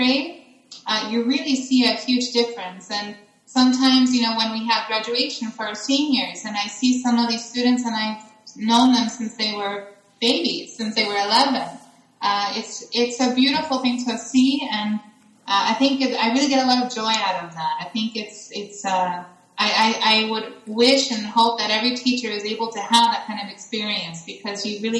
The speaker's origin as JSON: {"language": "English", "town": "Baltimore", "region": "Maryland", "country": "United States", "tie": "born or raised there", "first_language": "English", "moved": "as an adult", "lives_now": "Athens, Greece", "said": "I am originally from Baltimore, Maryland. That's where I was born and raised."}